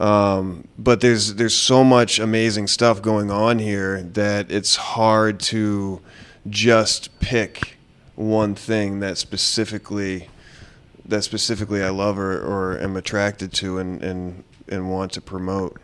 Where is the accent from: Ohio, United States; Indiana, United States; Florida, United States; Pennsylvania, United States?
Florida, United States; South; I'm from South Florida.